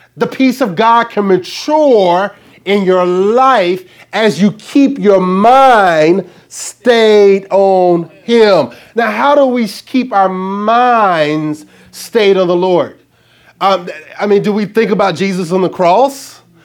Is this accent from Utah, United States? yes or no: no; Arkansas, United States; I'm from Arkansas